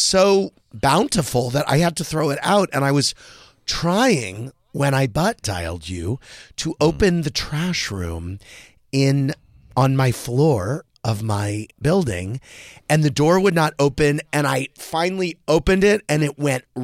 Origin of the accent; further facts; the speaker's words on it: St. Louis, Missouri, United States; We're both from St. Louis